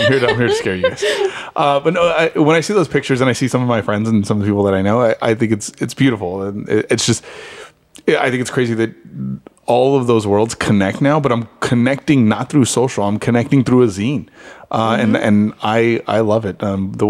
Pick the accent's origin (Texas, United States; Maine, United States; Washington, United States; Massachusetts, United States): Texas, United States; San Antonio; moved away; I grew up in San Antonio, and where y'all took pictures is home. So I grew up in 78228.